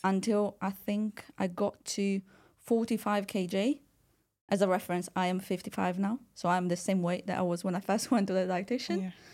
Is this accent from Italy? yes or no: yes; Italy; I was born and raised in Italy